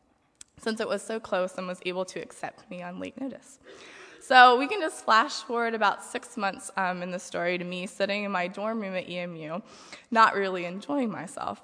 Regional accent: Harrisonburg, Virginia, United States; moved away as an adult; now in Goshen, United States; I grew up in Harrisonburg, Virginia

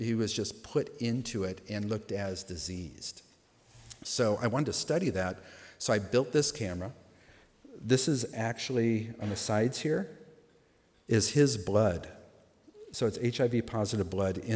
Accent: Los Angeles, California, United States; I grew up in Los Angeles in the punk rock

